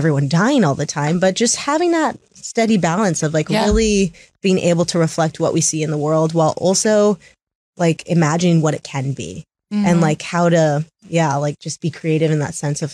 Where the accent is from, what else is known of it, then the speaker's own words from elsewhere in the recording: Tacoma, Washington, United States; I'm from Tacoma, I still went to normal high school, went to Curtis High School